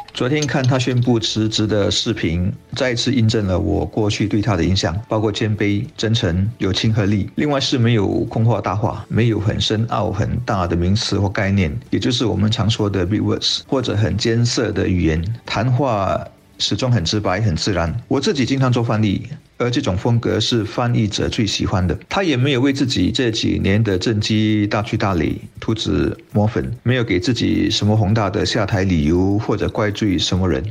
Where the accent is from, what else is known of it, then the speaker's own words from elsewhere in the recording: Singapore; 我们新加坡人对他的认识更多是通过旅游